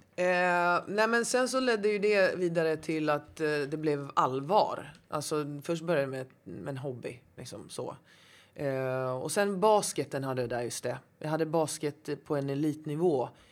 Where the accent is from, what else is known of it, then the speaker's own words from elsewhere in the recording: Gothenburg, Västra Götaland, Sweden; now in Stockholm, Sweden; Jag är eh, uppvuxen i Angered, mm. Hammarkullen, Hjällbo.